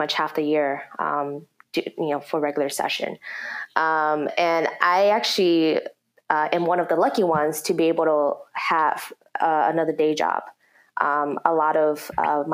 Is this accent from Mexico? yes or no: no; Minneapolis, Minnesota, United States; born and raised in North Minneapolis